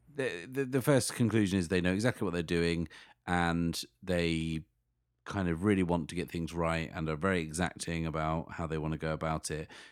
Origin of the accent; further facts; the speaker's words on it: Sheffield, Yorkshire and the Humber, United Kingdom; my hometown of Sheffield